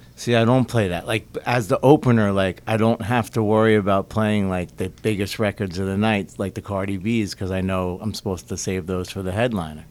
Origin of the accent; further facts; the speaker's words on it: Philadelphia, Pennsylvania, United States; moved away as an adult; also born or lived in Boston / New York / Las Vegas; we, we grew up together in Philly, so our, our life like totally went the same path. Like grew up in Philly, college in Boston, oh. moved to New York, Vegas.